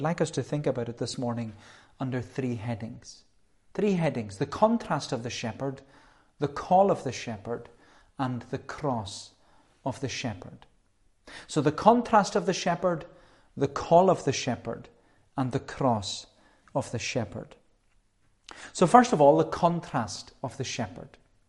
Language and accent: English; Melbourne, Victoria, Australia; when I was growing up in Melbourne, there was one woman in particular, and she loved her sheep.